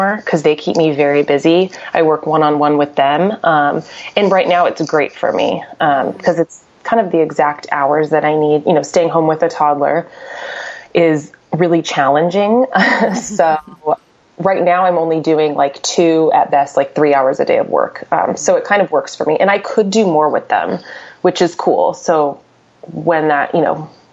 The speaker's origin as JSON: {"language": "English", "area": "Orange County", "region": "California", "country": "United States", "moved": "yes", "said": "I'm from Orange County, and that's where I've lived pretty much most of my career"}